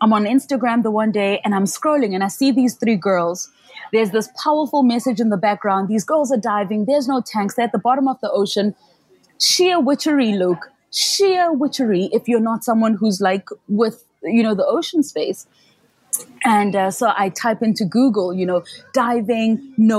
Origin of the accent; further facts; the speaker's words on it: Soweto, Gauteng, South Africa; I grew up in Soweto, which is like a township or a location 6 hours from the nearest sea